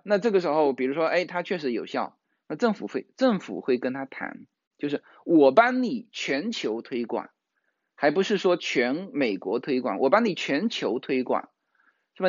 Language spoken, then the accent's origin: Chinese; Fujian, China; now in California, United States; 我们福建人